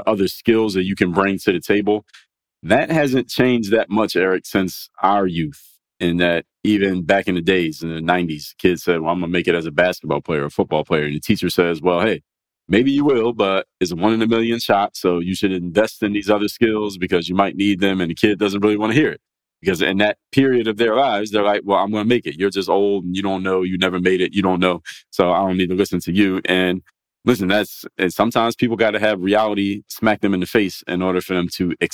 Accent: Philadelphia, Pennsylvania, United States; I come from Philadelphia

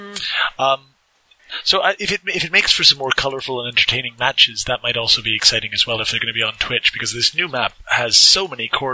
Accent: Canada; I am Canadian

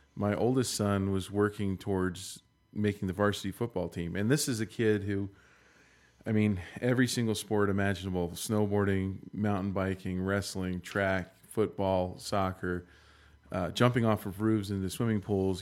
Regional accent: Maryland, United States; also born or lived in Fresno, California; now in Utah, United States; I'm from Maryland.

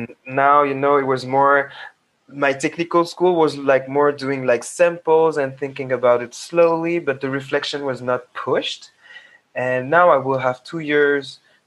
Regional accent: Paris, Île-de-France, France; being a young Black Senegalese, half Senegalese, half Togolese, growing up in France

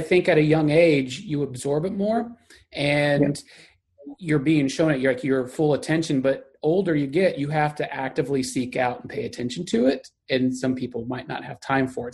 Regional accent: Texas, United States; accent: Texas; my Texas accent

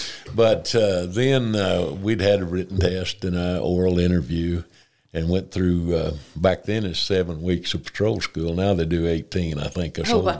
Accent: Jay, Oklahoma, United States; also born or lived in Tulsa, Oklahoma; I grew up in Jay, Oklahoma, and my father was a farmer out east of town, raised on 300 acres with four other siblings

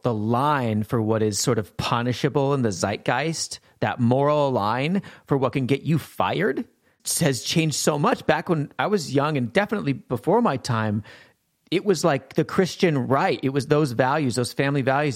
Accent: Montana, United States; I grew up in Montana. I grew up sheltered.

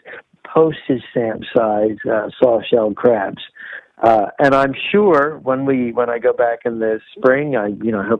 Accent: United States; as an American griller

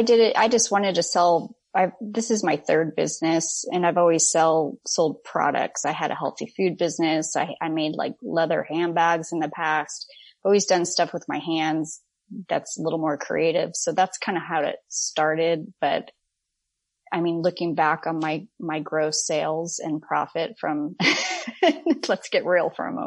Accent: Orange County, Southern California, United States; moved away as an adult; now in Texas, United States; I grew up in Orange County in Southern California

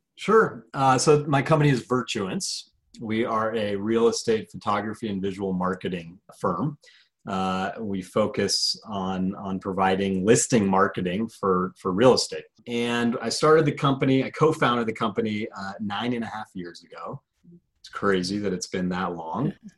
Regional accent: Colorado, United States; I'm from Colorado originally born and raised.

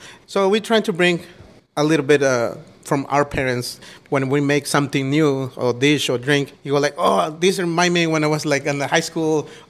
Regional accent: Guerrero, Mexico; now in Central Coast, United States; I'm from Guerrero.

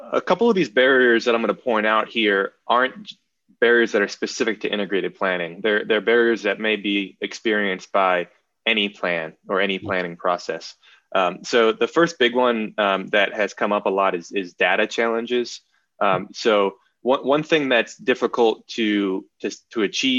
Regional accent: Massachusetts, United States; I'm from Massachusetts

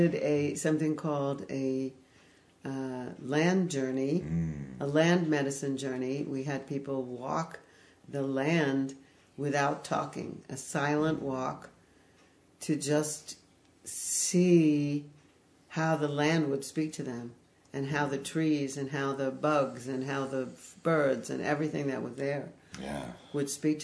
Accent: Fire Island, New York, United States; I grew up on Fire Island, New York.

